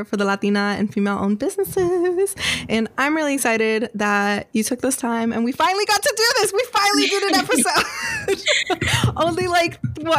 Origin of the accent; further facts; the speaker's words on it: New York, United States; I'm from New York.